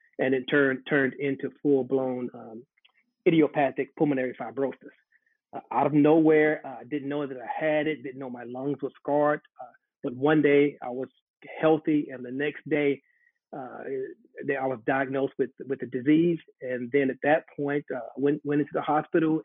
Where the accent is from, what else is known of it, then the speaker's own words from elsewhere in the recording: Charlotte, North Carolina, United States; I'm a native Charlottean. I grew up here in Charlotte, went to school here on the west side